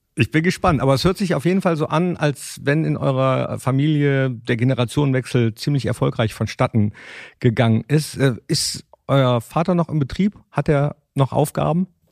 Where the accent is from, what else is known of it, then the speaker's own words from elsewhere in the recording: Mönchengladbach, North Rhine-Westphalia, Germany; ich komm aus Mönchengladbach